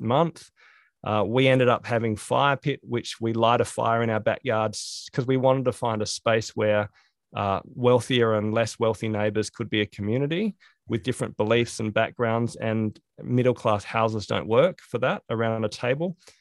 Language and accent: English; Australia; growing up in Australia